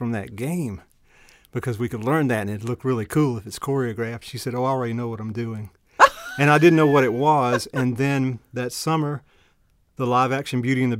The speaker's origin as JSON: {"language": "English", "town": "Newnan", "region": "Georgia", "country": "United States", "said": "How my life has gone? I'm from Noonan, Georgia"}